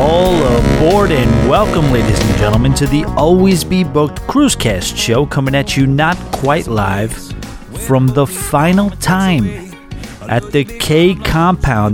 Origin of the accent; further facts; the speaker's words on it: New York, United States; moved away as an adult; now in Boca Raton, United States; I'm a New Yorker